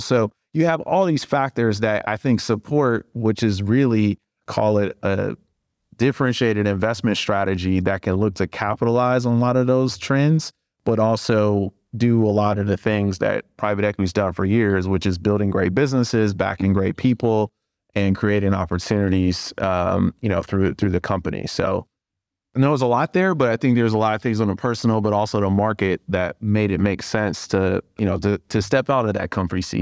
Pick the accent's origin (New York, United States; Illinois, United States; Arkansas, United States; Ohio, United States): Ohio, United States; Cleveland; moved away as an adult; also born or lived in Indiana; now in Chicago, United States; I'm from Cleveland.